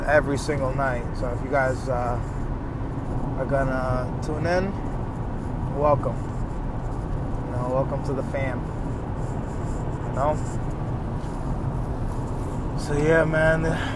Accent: New York, United States; I'm from New York

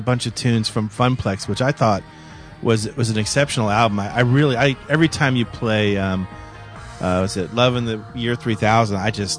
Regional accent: Florida, United States; I grew up here in Florida, and I went to Gainesville and the University of Florida for college

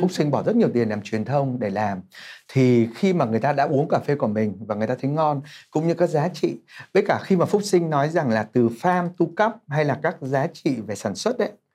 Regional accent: Hai Phong, Vietnam; moved away as an adult; now in Ho Chi Minh City, Vietnam; mình là người Hải Phòng nhập cư vào Sài Gòn

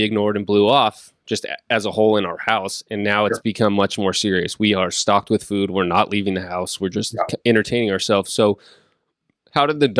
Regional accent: Northern California, United States; growing up in Northern California

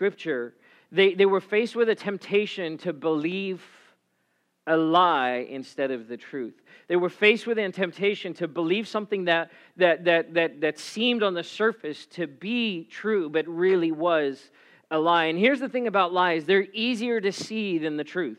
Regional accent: South Africa; now in United States; I grew up in South Africa

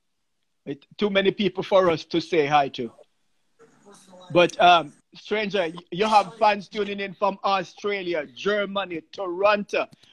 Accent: Jamaica; moved away; I grew up in Jamaica

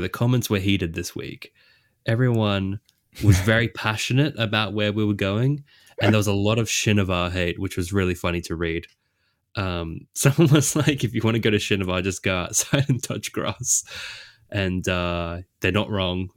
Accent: Australia; I'm Australian

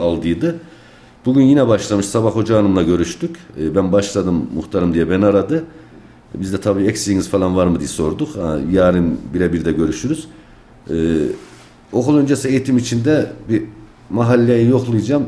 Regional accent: Kayseri, Kayseri Province, Turkey; 1-1-1973 Kayseri Küçükbürünüz doğumluyum

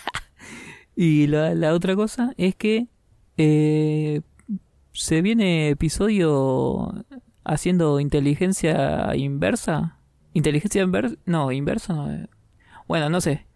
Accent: Argentina; yo soy argentino

